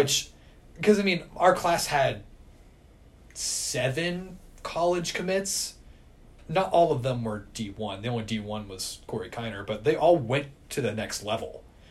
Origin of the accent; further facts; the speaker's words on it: Finneytown, Ohio, United States; I'm from Finneytown. I'll go ahead and rep Finneytown.